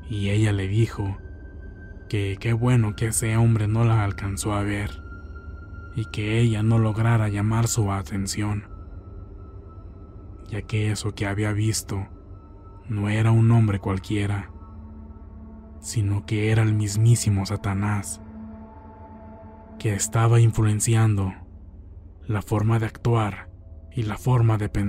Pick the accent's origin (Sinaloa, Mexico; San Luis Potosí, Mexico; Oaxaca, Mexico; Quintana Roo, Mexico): Oaxaca, Mexico; Santiago Jamiltepec; Yo soy originaria de Santiago, Jamiltepec, Oaxaca.